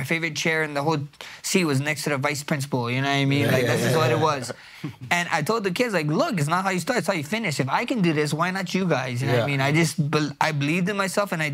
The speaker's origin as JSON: {"language": "English", "region": "Hawaii", "country": "United States", "said": "I'm from Hawaii"}